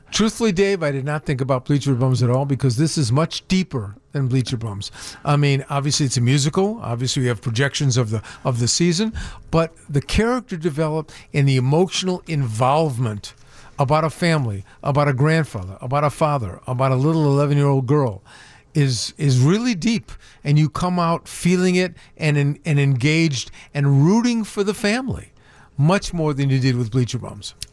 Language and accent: English; Chicago, Illinois, United States; grew up on the, on, in, on the north side of Chicago in an area called West Rogers Park